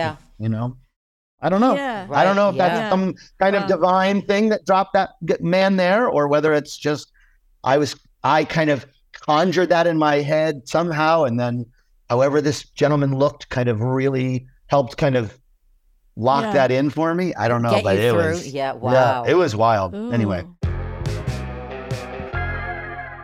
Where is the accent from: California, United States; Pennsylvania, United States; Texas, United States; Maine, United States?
Maine, United States; South Portland; I grew up in Maine. I grew up in South Portland, Maine